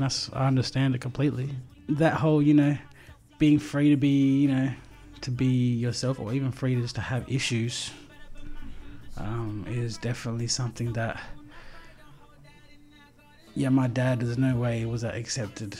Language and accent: English; Adelaide, South Australia, Australia; Growing up as a young coloured brother in Adelaide